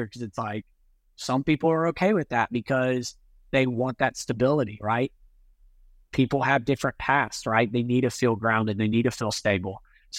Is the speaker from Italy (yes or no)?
yes; Italy; My mom, I grew up in Italy. My mom was Italian and she was more like kind of free spirited, I guess.